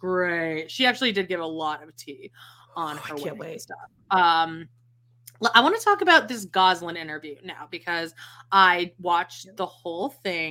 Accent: Las Vegas, Nevada, United States; now in St. George, United States; I live in St. George, gross, and I grew up in Las Vegas.

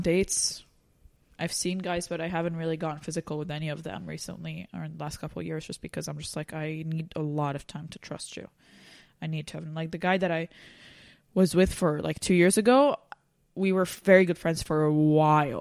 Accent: Lebanon; English is a second language; moved away as an adult; now in United States

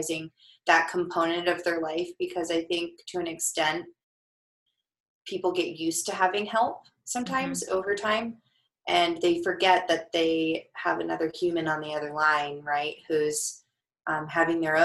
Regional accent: Denver, Colorado, United States; I'm from Denver

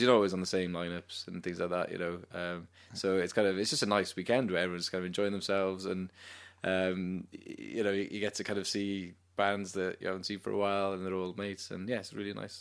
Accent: Cardiff, Wales, United Kingdom; also born or lived in London; grew up in Cardiff, went to uni in London

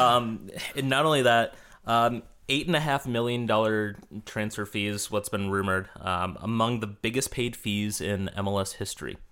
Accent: Minnesota, United States; I'm a Minnesotan

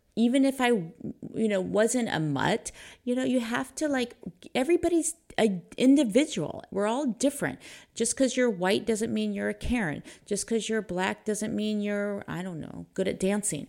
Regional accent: Pleasanton, California, United States; I grew up in Pleasanton.

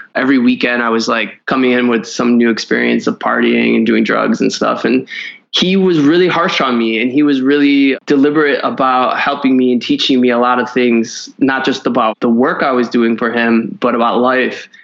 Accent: Cleveland, Ohio, United States; I grew up in Cleveland, Ohio

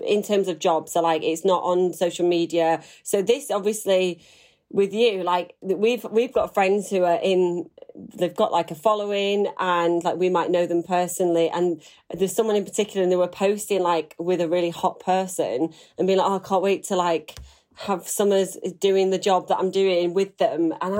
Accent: Manchester, North West England, United Kingdom; because Michelle Keegan was in there and a few other people from Manchester. I'm from Manchester.

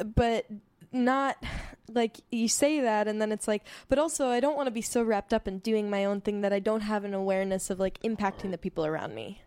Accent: California, United States; my lived experience of being a Californian

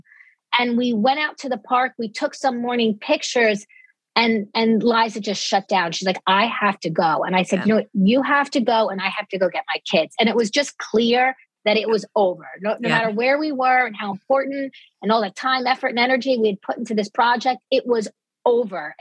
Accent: Dix Hills, New York, United States; I was raised in Dix Hills, exit 50

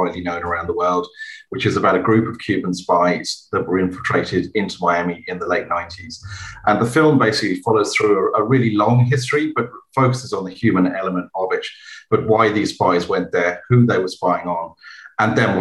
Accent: England, United Kingdom; I'm English

